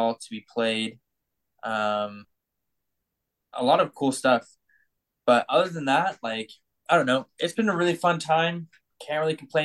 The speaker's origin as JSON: {"language": "English", "region": "Missouri", "country": "United States", "tie": "born or raised there", "said": "growing up in Missouri"}